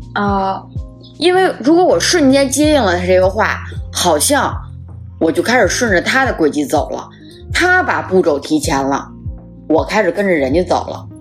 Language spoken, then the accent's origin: Chinese; Beijing, China; accent: Beijing accent; 我们的北京话